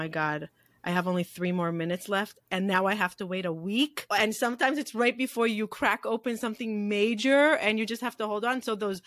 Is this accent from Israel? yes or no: yes; Israel; moved away; I came from a very ultra-Orthodox background growing up in Israel